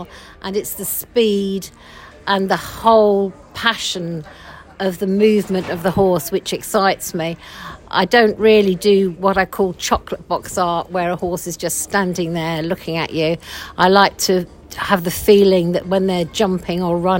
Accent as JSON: {"language": "English", "town": "Croydon", "region": "London", "country": "United Kingdom", "also_born_or_lived": "Jersey", "moved": "as an adult", "said": "I come from Croydon"}